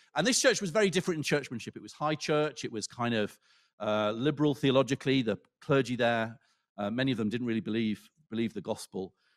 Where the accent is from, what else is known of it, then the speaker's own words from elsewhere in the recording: Lancaster, North West England, United Kingdom; where I grew up in Lancaster